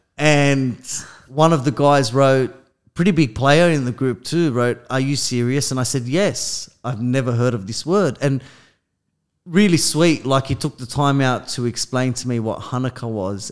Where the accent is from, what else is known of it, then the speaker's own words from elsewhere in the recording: Australia; I'm from Australia